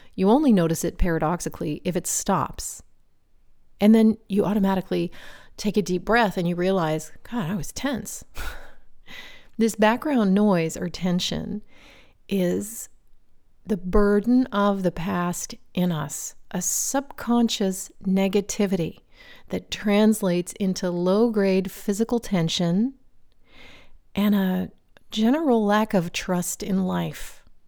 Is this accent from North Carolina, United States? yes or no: no; Virginia, United States; We belonged to a local swim club where I grew up in Virginia